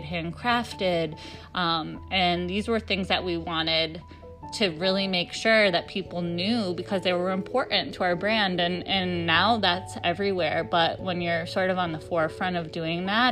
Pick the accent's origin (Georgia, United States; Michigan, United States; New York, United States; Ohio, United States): New York, United States; upstate; moved away as an adult; We're from upstate New York originally, but we moved out west